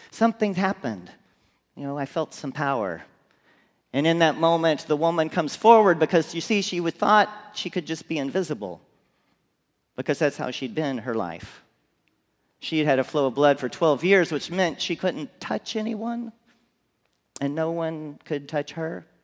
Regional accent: McAllen, Texas, United States; I grew up in McAllen, Texas.

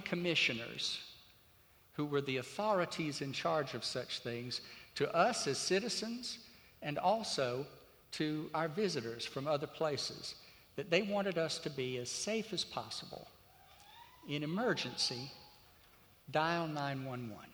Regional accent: Crisp County, Georgia, United States; moved away; the little rural county that I grew up in over in Georgia

